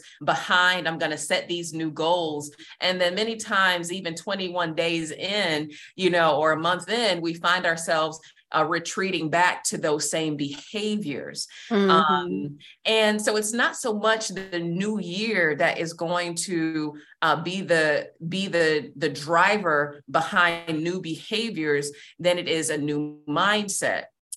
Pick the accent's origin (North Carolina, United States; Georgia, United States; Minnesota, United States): Georgia, United States; moved away as an adult; also born or lived in Massachusetts; now in Virginia Beach, United States; I am originally from Georgia